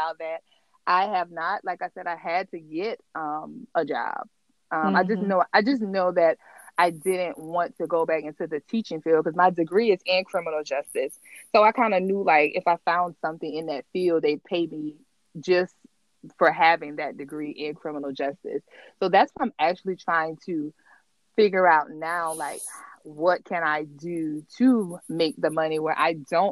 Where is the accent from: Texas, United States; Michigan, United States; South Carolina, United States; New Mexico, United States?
South Carolina, United States; Orangeburg; I'm from a small town. I'm from Orangeburg, South Carolina